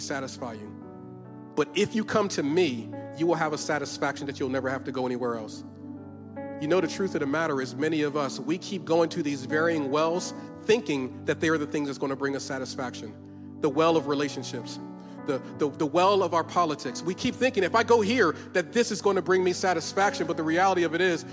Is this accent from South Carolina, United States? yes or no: no; Philadelphia, Pennsylvania, United States; I'm from Philly